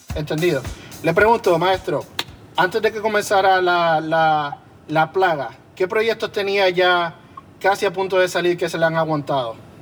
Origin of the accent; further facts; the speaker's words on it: Carolina, Puerto Rico; Yo soy de Carolina.